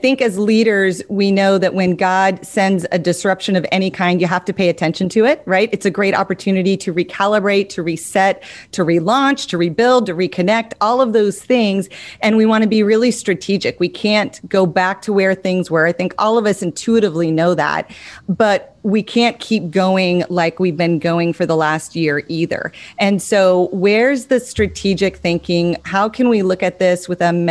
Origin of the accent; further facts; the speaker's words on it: Montana, United States; I grew up in Montana.